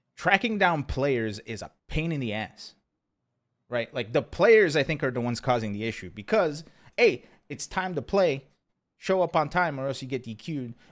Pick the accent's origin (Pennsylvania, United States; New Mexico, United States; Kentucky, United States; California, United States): Pennsylvania, United States; now in Texas, United States; I grew up in Pennsylvania